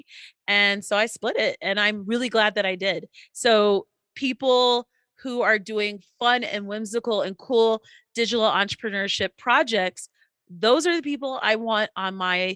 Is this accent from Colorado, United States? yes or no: yes; Colorado, United States; I'm from Colorado.